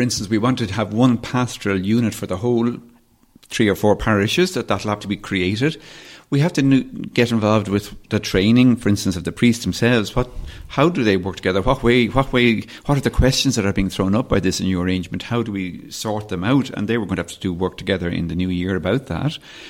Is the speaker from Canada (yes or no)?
no; Dublin, Leinster, Ireland; also born or lived in West Kerry; example from West Kerry, where my parents are from, and where I suppose in many ways grew up, partly as I grew up in Dublin, but we spent a lot of time in West Kerry.